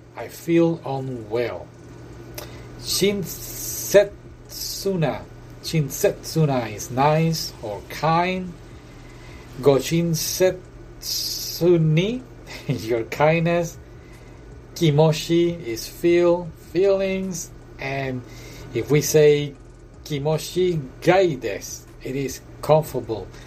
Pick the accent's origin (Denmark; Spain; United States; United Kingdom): United Kingdom; accent: British; my British accent